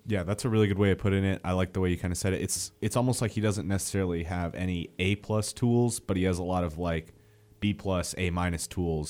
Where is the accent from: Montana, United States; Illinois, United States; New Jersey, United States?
Montana, United States; moved away as an adult; now in Alabama, United States; I'm originally from Montana, so that's kind of a trek back home